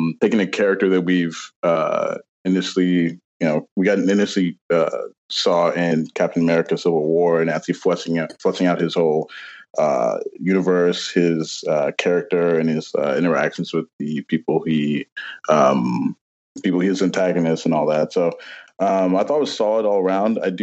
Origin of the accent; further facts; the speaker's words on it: Nigeria; also born or lived in South Africa / Dallas-Fort Worth, Texas; now in San Francisco, United States; I'm originally from Nigeria and spent a little bit of time in South Africa as well